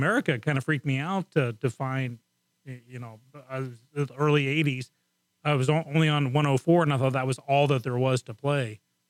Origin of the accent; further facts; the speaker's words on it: England, United Kingdom; now in United States; in England, I'm used to British radio stations